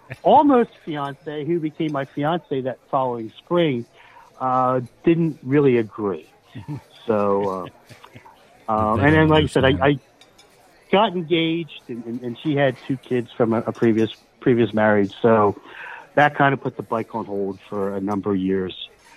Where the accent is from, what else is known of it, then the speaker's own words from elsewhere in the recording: Willow Grove, Pennsylvania, United States; Willow Grove, Pennsylvania.